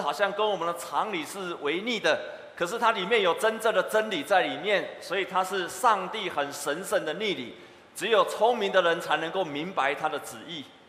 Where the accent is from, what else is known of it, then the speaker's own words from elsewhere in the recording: Taiwan; 我们台湾人北部的台湾人